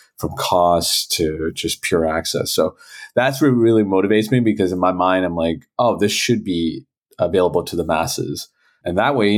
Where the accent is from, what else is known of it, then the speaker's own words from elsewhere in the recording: Toronto, Ontario, Canada; I was born and raised in Toronto